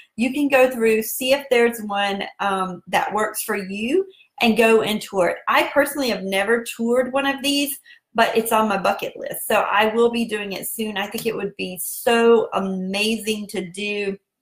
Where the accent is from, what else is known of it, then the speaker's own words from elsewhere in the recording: South Carolina, United States; accent: southern; that's just my southern accent. And that's how we roll down here in South Carolina.